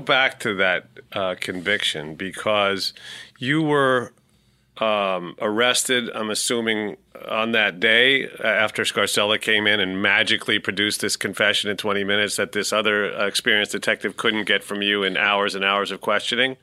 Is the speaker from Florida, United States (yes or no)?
no; New York City, New York, United States; I'm a New Yorker, born and bred